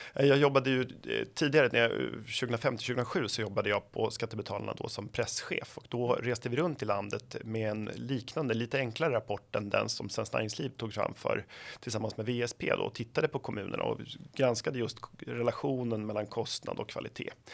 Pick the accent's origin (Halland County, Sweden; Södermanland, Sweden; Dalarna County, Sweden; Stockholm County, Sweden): Södermanland, Sweden; Flen; jag kommer från Flen i Sörmland